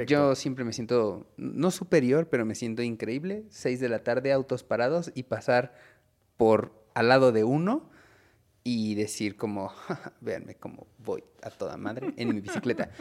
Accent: Ixtapaluca, State of Mexico, Mexico; soy de Ixtapaluca

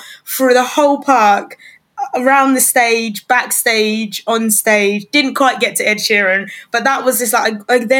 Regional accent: Slough, South East England, United Kingdom; moved away as an adult; now in Ipswich, United Kingdom; I'm originally from Slough and I moved here 10 years ago

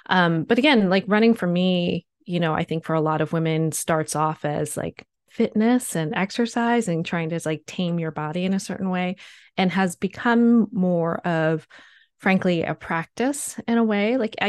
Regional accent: East Coast, United States; So I grew up in on the East Coast of the United States, and you know, grew up playing sports

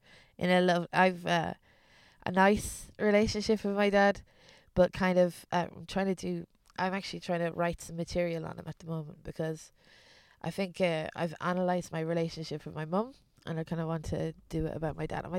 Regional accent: Ballymore, Leinster, Ireland; also born or lived in London / East Germany; My place is Ballymore, a village in the middle of Ireland, but like, I was born in London, and I moved, my dad's a builder, so when I was a kid, we moved from London to East Germany to Ireland, back to London again.

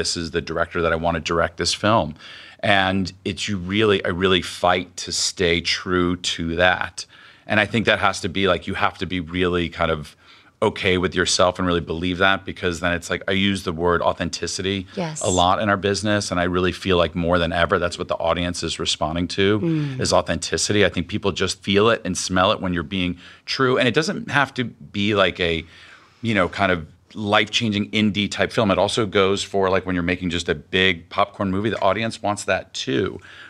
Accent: Miami, Florida, United States; also born or lived in New York / Los Angeles; I came from Miami to NYU to Los Angeles, not knowing anyone or anything.

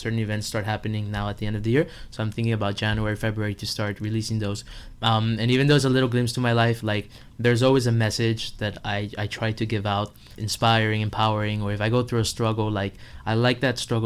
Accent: Miami, Florida, United States; I'm from Miami. I was born and raised here

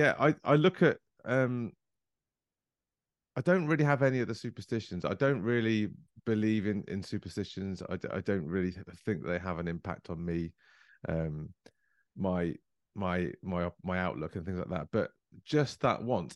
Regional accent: Coventry, West Midlands, United Kingdom; I was born in Coventry

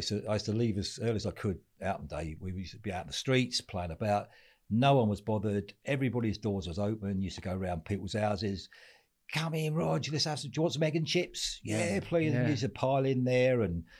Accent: Walthamstow, London, United Kingdom; also born or lived in Kent; Well, I was born in Isle of Shepley in Kent, and then we moved out to Walthamstow, early doors. East Ham, Kensal Rise.

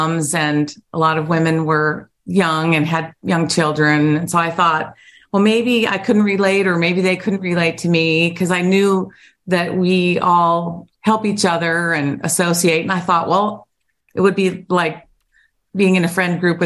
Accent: Ohio, United States; I'm from Ohio. So representing the Buckeye State

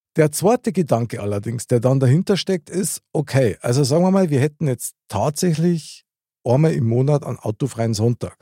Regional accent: Munich, Bavaria, Germany; born or raised there

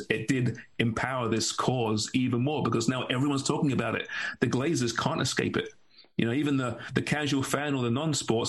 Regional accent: England, United Kingdom; I'm English

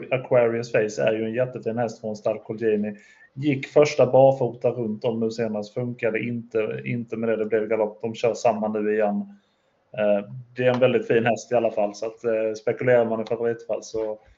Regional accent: Skåne, Sweden; jag är ju från Skåne så jag kanske inte kan.

